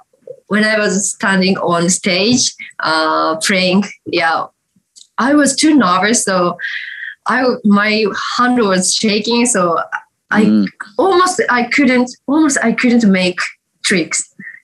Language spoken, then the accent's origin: English; Hatsukaichi, Hiroshima, Japan; English is a second language; moved away as an adult; also born or lived in Osaka; That's my hometown, yes.